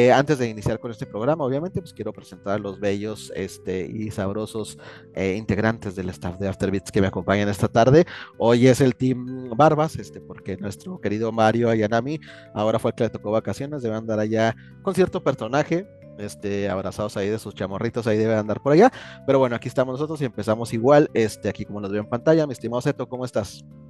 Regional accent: Mexico; somos muy orgullosamente mexicanos

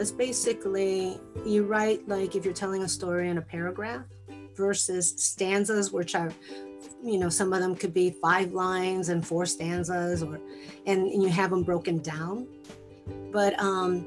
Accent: Chicago, Illinois, United States; first language Spanish; English is a second language; I was born and raised in Chicago, but my parents spoke Spanish, and that's all I knew

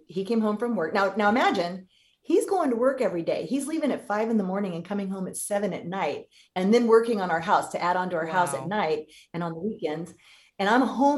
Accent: California, United States; I'm from California

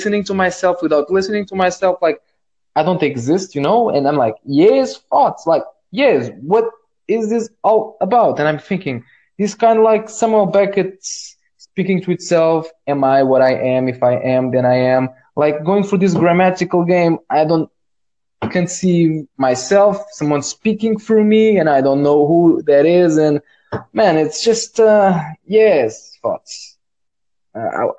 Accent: Spain; I'm from Spain

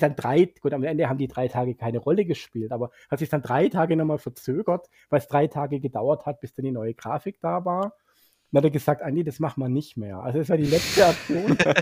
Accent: Swabia, Germany; als Schwabe

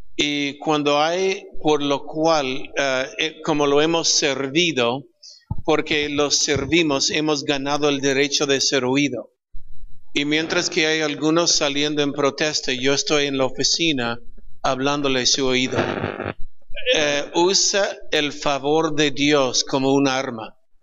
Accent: California, United States; Spanish is a second language; moved away as an adult; now in Peru; nací en California. Er, crecí en California, pero 34 años en Perú

